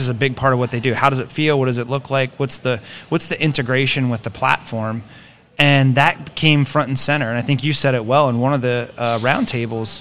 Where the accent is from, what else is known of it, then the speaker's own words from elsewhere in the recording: Greencastle, Pennsylvania, United States; I grew up in Pennsylvania